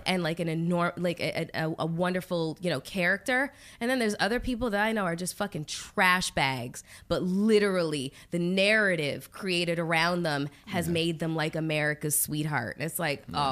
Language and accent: English; Canada; I'm Canadian